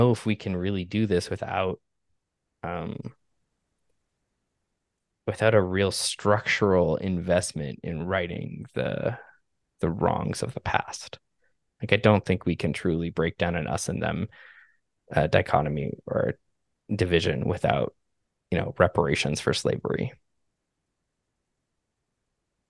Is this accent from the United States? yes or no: no; Canada; I grew up in Canada